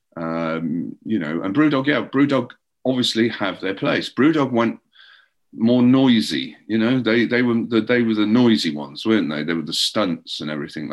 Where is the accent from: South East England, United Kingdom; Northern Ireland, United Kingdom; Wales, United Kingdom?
Wales, United Kingdom; Llandudno; moved away as an adult; now in England; I grew up where I grew up in. It's called Llandudno